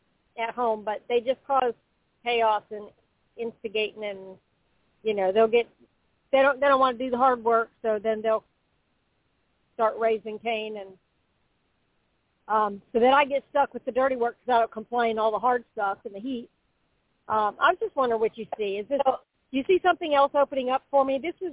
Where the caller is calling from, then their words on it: Florida, United States; in Florida, and thank you so much for taking my call.